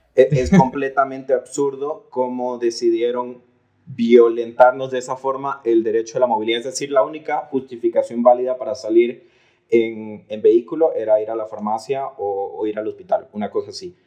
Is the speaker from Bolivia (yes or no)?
yes; Bolivia